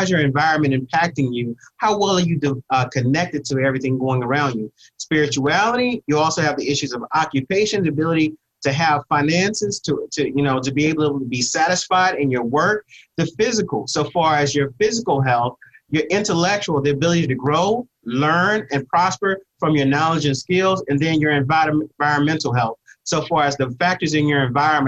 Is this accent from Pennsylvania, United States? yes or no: no; Texas, United States; if you want to control a bull, I'm from Texas, you take the bull by its horns.